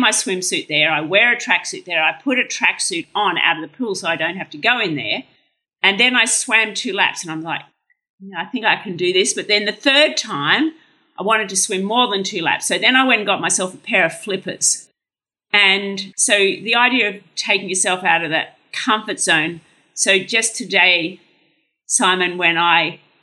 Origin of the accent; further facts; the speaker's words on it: Brisbane, Queensland, Australia; I grew up in Brisbane